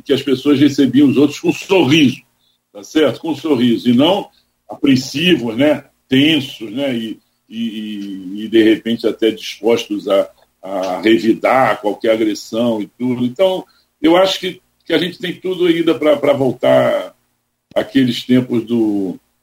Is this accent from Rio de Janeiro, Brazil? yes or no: yes; Rio de Janeiro, Brazil; also born or lived in Teresópolis / Petrópolis; Eu sou carioca e tijucano, entendeu? E nasci aqui no meio de, de escolas de samba